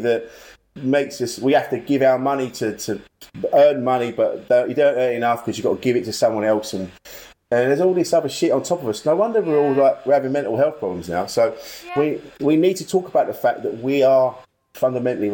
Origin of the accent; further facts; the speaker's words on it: Orpington, South East England, United Kingdom; accent: estuary; now in West Ham, United Kingdom; I'm from Orpington in Kent.